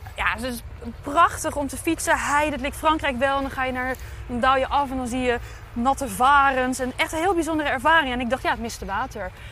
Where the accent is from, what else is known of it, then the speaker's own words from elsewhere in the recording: Dordrecht, South Holland, Netherlands; ik ben een schapenkop, want ik ben in Dordrecht geboren